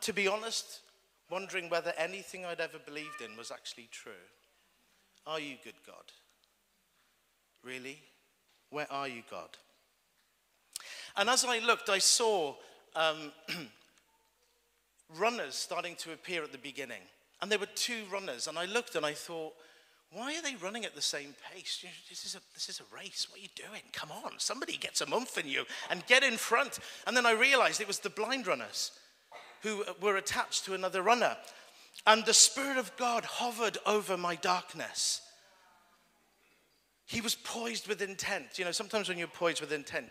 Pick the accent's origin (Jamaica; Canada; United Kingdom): United Kingdom; Wales; I'm Welsh